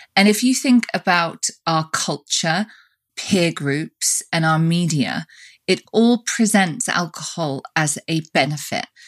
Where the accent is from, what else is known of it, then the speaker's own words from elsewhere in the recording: United Kingdom; now in United States; we're both British, but we both live in different countries. You live in Europe and I live in the States.